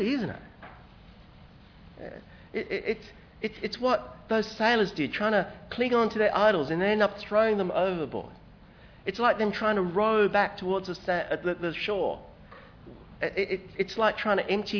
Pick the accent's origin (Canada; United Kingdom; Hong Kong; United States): Hong Kong; now in Australia; I come from Hong Kong